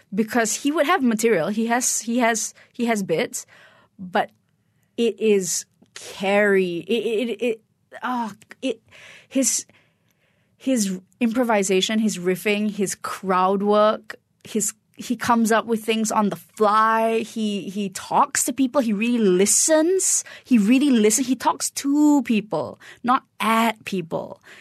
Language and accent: English; Kuala Lumpur, Malaysia; moved away as an adult; I'm Malaysian